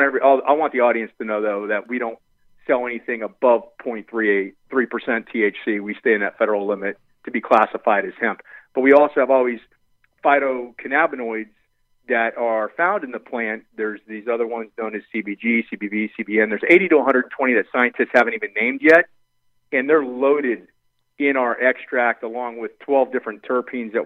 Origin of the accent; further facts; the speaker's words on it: Miami, Florida, United States; I'm originally from Miami, Florida, where my partner, Kyle Chong, we grew up together.